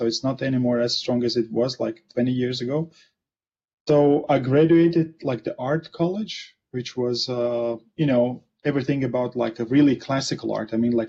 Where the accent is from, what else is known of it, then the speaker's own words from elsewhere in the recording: Latvia; I'm originally from Latvia and I'm currently in Latvia. So it's like a northern Eastern Europe. So I'm somewhere in between Estonia, Russia, Lithuania and Sweden, somewhere there.